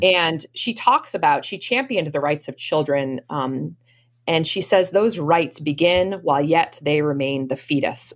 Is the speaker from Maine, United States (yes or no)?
yes; Maine, United States; now in Boston area, United States; I grew up um, in a, uh, a family in Maine, outside of um, uh, the Camden Rockport area in Maine.